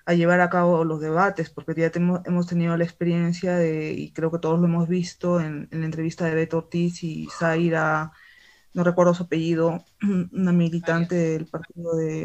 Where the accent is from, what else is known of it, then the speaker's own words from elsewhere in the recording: Arequipa, Peru; en el sur del Perú, específicamente acá en mi tierra, en Arequipa